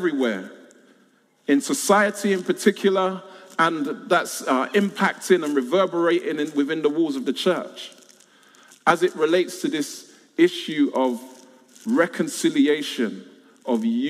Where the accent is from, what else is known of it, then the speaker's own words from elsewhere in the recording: London, United Kingdom; I was born and raised in South London